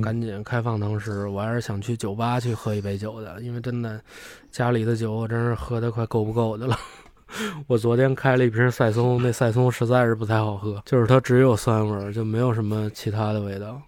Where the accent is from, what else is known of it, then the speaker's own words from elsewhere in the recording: China; 我们中国人